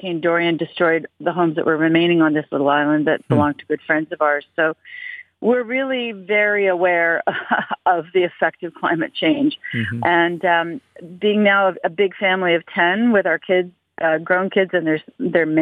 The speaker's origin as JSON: {"language": "English", "country": "Canada", "said": "being Canadian, being in a cold country"}